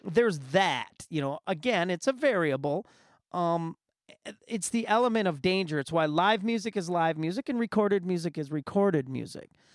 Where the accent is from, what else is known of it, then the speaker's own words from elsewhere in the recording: Muskegon, Michigan, United States; Growing up in Muskegon, we had the Summer Celebration Festival